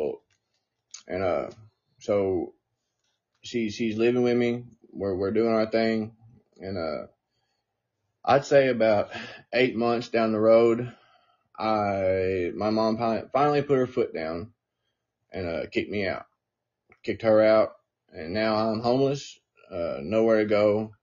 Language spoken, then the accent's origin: English; Newport, Tennessee, United States; I'm from a very small town. If I've not said it, I'm from Newport, Tennessee. I'm from a little hillbilly town